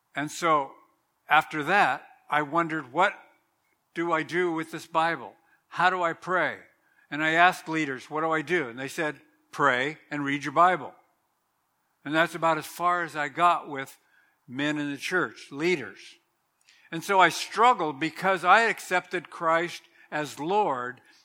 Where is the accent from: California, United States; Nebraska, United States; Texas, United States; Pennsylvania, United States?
California, United States; Southern; I remember growing up in Southern California